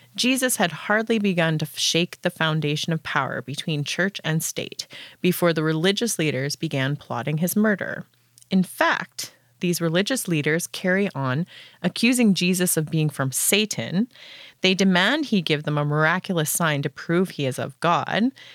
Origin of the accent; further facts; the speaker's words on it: Canada; I'm from Paneemutang First Nation in Treaty Two territory